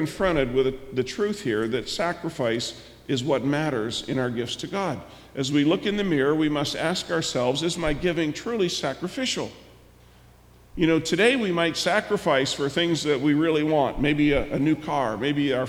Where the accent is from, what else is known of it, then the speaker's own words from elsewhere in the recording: United States; us as American Christians